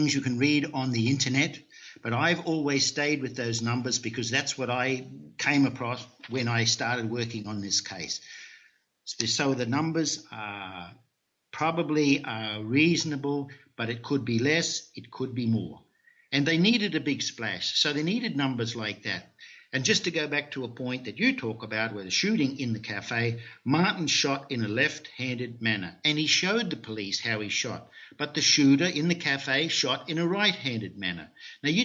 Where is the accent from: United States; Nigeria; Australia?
Australia; moved away; also born or lived in North America / Europe; I'm originally from Australia